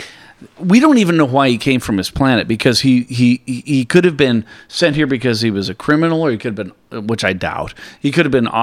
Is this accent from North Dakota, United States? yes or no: no; Tacoma, Washington, United States; when I eventually moved back to Tacoma, where I was born and raised